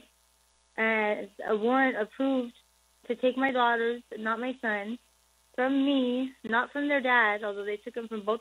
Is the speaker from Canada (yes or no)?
no; Pomona, California, United States; I'm actually from Pomona, Los Angeles County